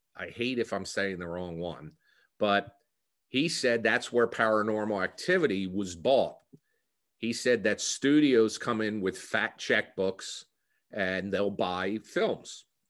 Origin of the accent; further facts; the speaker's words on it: New Jersey, United States; accent: Philadelphia; Born and raised in New Jersey, and in fact, the co-, a lot of comments I've received is that I have a Philadelphia accent